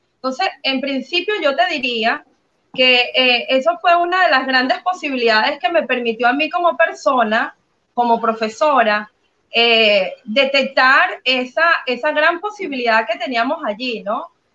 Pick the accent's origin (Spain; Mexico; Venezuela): Venezuela; moved away as an adult; creo que toda mi vida fue Venezuela 100%, hasta hace poco, hasta hace unos seis años que salí de Venezuela